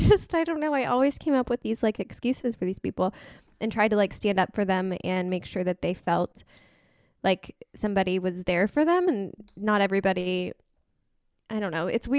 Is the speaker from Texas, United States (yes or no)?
yes; Houston, Texas, United States; These are cities in Texas, by the way. We're both originally from the Houston area, so we have a lot of Houston connections.